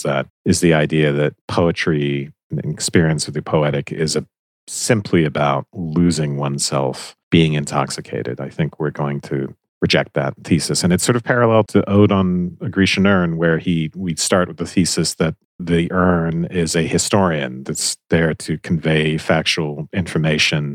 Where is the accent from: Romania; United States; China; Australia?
United States; Georgia; I'm from Georgia